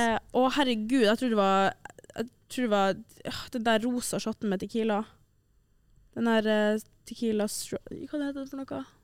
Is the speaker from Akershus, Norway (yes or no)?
no; Tromsø, Troms, Norway; moved away; når jeg var hjemme i Tromsø